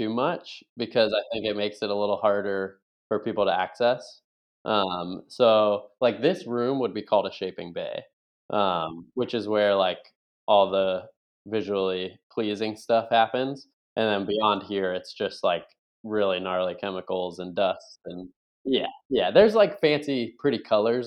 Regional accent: Buffalo, New York, United States; moved away as an adult; now in Virginia Beach, United States; I grew up in Buffalo, New York, primarily

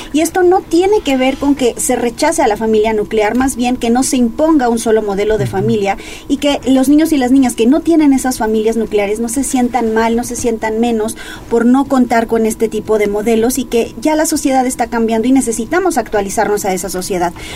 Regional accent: Mexico; como mexicanos

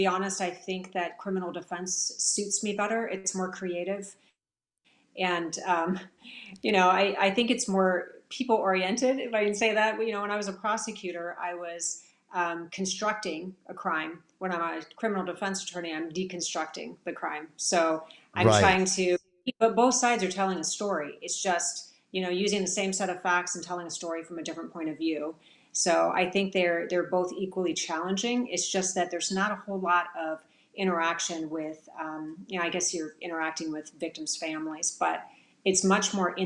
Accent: Phoenix, Arizona, United States; I'm from Phoenix

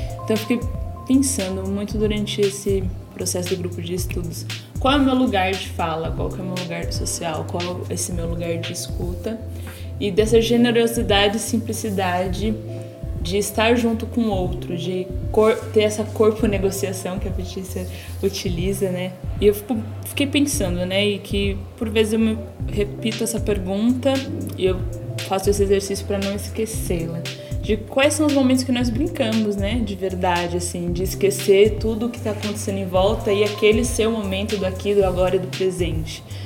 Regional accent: São Paulo, Brazil; Sou da Zona Leste de São Paulo, mas agora moro na Zona Norte

